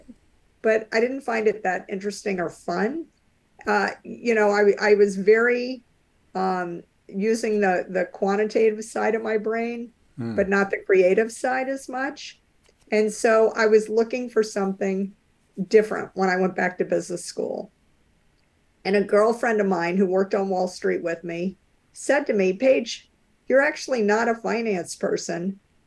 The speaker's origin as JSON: {"language": "English", "town": "New Orleans", "region": "Louisiana", "country": "United States", "tie": "born or raised there", "moved": "yes", "lives_now": "Cambridge, Massachusetts, United States", "said": "I grew up in New Orleans, Louisiana"}